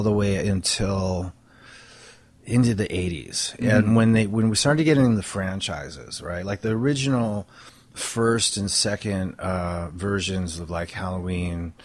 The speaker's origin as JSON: {"language": "English", "town": "Stoke-on-Trent", "region": "West Midlands", "country": "United Kingdom", "tie": "born or raised there", "moved": "yes", "said": "I grew up in England, in Stoke-on-Trent, which is in the Midlands"}